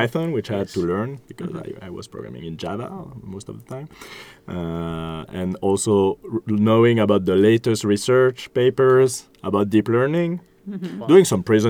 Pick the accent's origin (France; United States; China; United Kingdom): France; It's part of this cultural exchange that we're having. I'm from France, so wine is part of my culture, and I love it, and I can talk about it and share it.